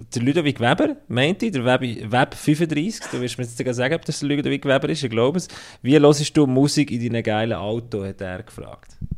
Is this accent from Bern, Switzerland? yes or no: yes; Bern, Switzerland; moved away; also born or lived in Fribourg; als ich als Berner zuerst mal bei Freiburg kam